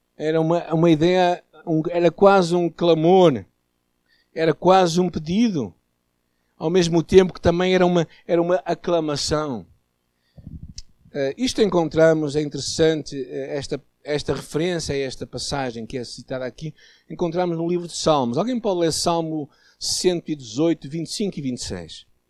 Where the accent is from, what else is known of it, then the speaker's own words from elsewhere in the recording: Portugal; nós portugueses católicos